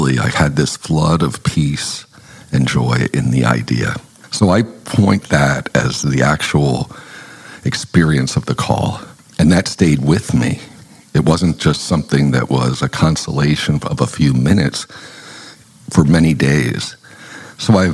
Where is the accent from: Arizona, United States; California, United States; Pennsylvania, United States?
Pennsylvania, United States; Lebanon; moved away as an adult; also born or lived in Mahanoy City, Pennsylvania / Harrisburg, Pennsylvania; now in Fort Wayne, United States; I grew up in Lebanon, Pennsylvania, which is in the Diocese of Harrisburg